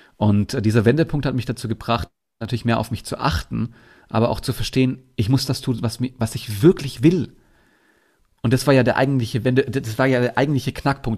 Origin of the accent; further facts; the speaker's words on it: Bietigheim-Bissingen, Baden-Württemberg, Germany; Ich komme unter anderem aus, aus Bietigheim-Bissingen. Das ist Nähe Stuttgart. Da bin ich geboren worden.